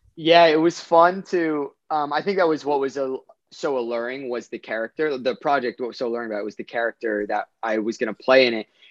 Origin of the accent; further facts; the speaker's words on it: Orange County, California, United States; I grew up in Orange County, which is fairly close to Los Angeles.